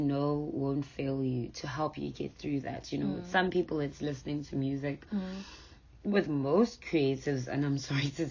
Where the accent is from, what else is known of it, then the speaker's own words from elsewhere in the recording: South Africa; being a young black child growing up in South Africa